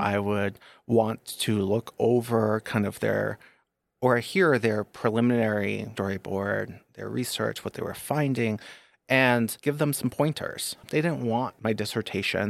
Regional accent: Northeast, United States; moved away; I was born and raised Catholic in the Northeast

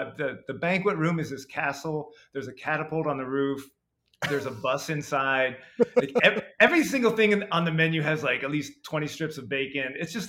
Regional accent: Ohio, United States; I grew up in Northeast Ohio, near Kent State.

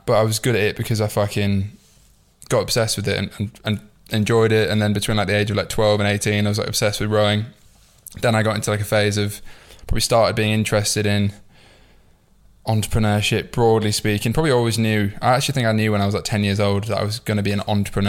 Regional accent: York, Yorkshire and the Humber, United Kingdom; going back to the start, I suppose I'm from York. I grew up in the north.

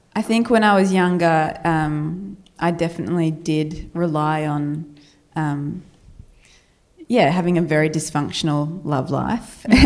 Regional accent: Australia; accent: Australian, ocker; my Australian accent

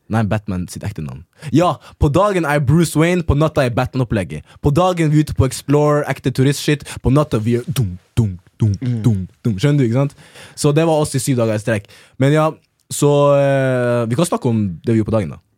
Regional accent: Norway; Jeg er norsk

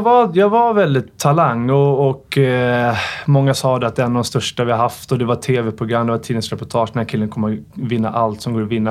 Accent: Stockholm, Stockholm County, Sweden; jag växte upp i Farsta

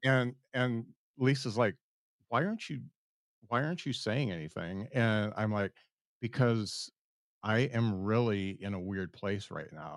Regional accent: South Bend, Indiana, United States; I am from South Bend

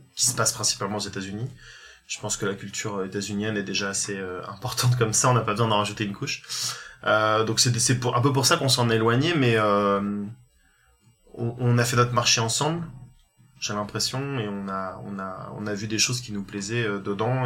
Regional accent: Réunion; moved away as an adult; also born or lived in Paris; je viens de l'île de la Réunion. J'ai passé, euh, je suis né là-bas, j'ai passé mon bac

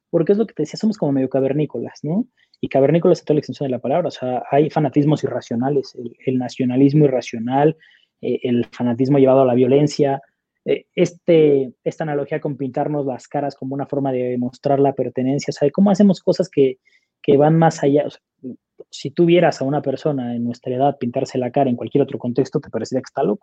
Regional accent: Monterrey, Nuevo León, Mexico; yo soy, soy regio, los regios somos comprometidos

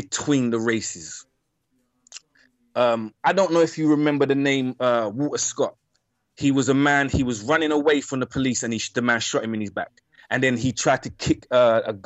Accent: London, United Kingdom; My experience as a black man in East London

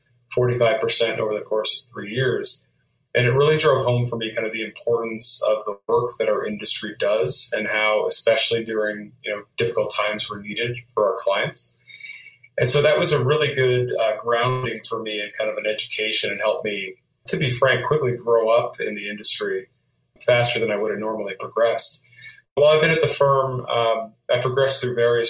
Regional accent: Canada; moved away as an adult; now in United States; I grew up in Canada, and I immigrated to the United States in my early 20s

